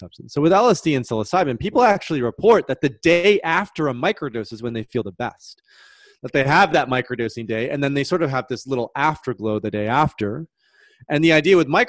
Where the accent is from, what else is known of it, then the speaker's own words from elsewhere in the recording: Michigan, United States; moved away; I'm from the Midwest in Michigan